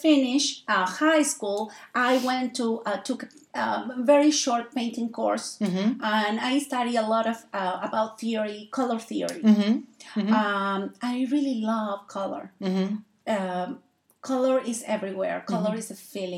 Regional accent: Argentina; English is a second language; moved away as an adult; my native country is Argentina. I come from Argentina. I live in this my country now for 22 years

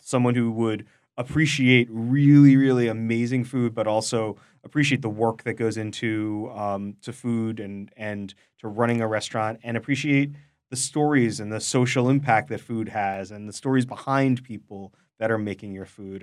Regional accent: New York City, New York, United States; I am also from Queens

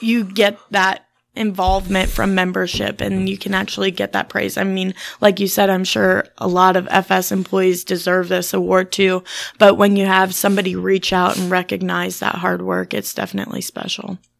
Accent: Germantown, Illinois, United States; I grew up in Clinton County in Germantown, so around it my whole life.

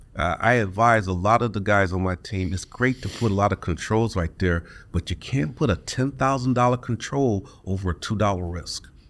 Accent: Detroit, Michigan, United States; Born and raised in Detroit

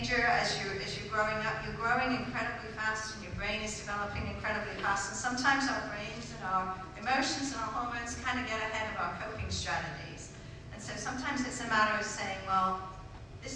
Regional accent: United Kingdom; I'm British

